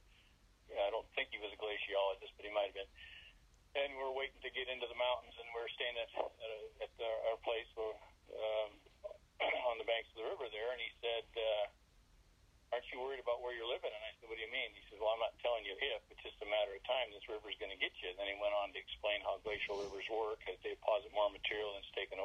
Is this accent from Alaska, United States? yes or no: yes; Alaska, United States; I was born in Alaska